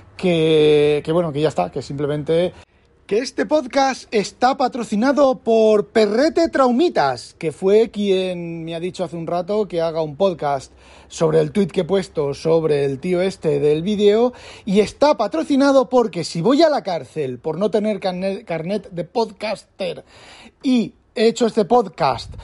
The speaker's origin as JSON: {"language": "Spanish", "country": "Spain", "moved": "yes", "lives_now": "Netherlands", "said": "Siendo un español viviendo en Holanda"}